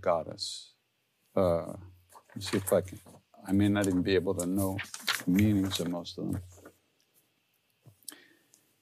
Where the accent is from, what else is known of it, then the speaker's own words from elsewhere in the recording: Long Island, New York, United States; I'm from Long Island, so I sing like I'm from Long Island